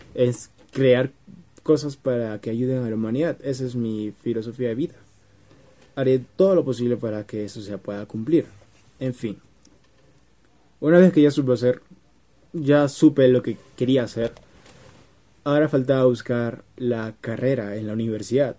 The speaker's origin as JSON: {"language": "Spanish", "country": "Peru", "said": "En mi país, Perú, es escuela secundaria"}